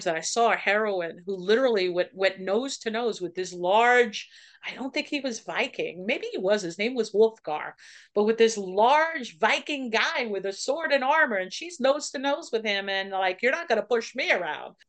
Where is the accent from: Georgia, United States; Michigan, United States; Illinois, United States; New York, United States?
New York, United States; Levittown; I grew up in Levittown